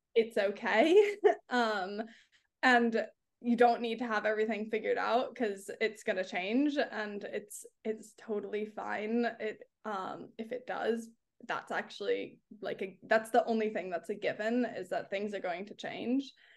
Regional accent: California, United States; now in London, United Kingdom; I'm from California

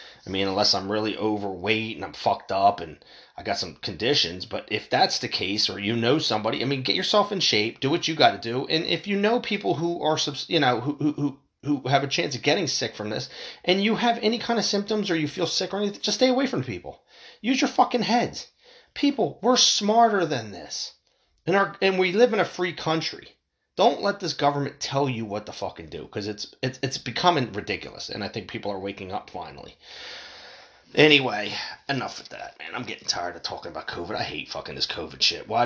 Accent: United States; as an American

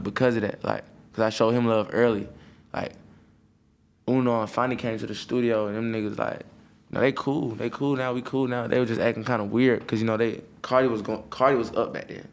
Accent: Atlanta, Georgia, United States; I grew up in Atlanta.

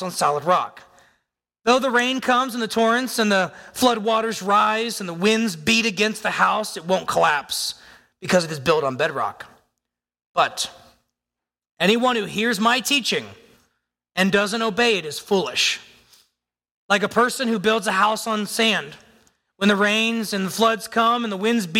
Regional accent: United States; I am physically here as an American

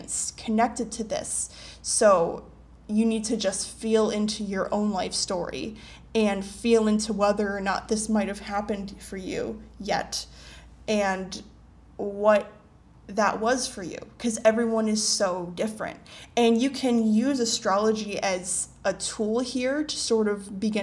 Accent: United States; now in Asia; I come from a Western society. I am American

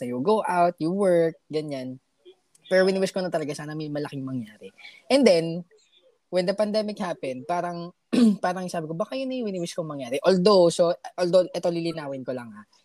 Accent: Philippines

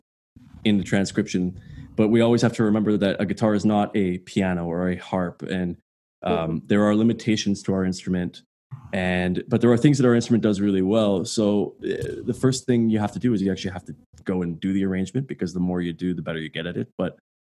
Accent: Quebec, Canada; also born or lived in Ottawa; I grew up in Quebec

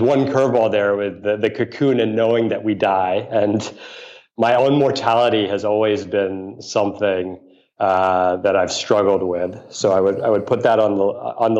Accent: New York City, New York, United States; I grew up in New York City

